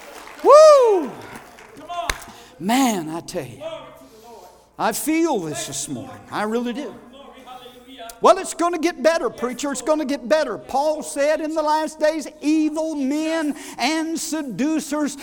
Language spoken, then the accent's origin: English; United States; I am an American